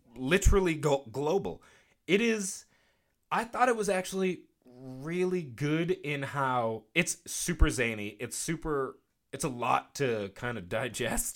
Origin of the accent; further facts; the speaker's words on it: United States; I'm from the South Shore